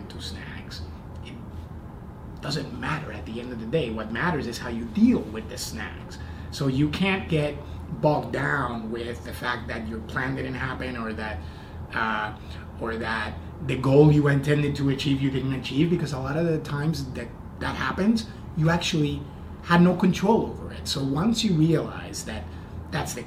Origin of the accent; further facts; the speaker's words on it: Puerto Rico; moved away as an adult; also born or lived in Indiana; I was born and raised in Puerto Rico, and I went to college in Indiana